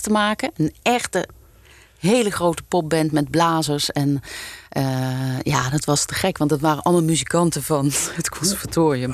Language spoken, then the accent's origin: Dutch; Nieuwkuijk, North Brabant, Netherlands; moved away as an adult; also born or lived in Hilversum / Utrecht; Ik kom dus uit Brabant. Ja. Eh, ik ben geboren in Nieuwkuik